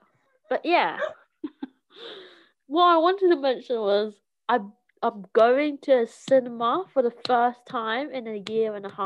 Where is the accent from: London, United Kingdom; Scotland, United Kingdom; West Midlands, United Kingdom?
London, United Kingdom; I'm from South London, they're like, really? You don't sound like you're from South London.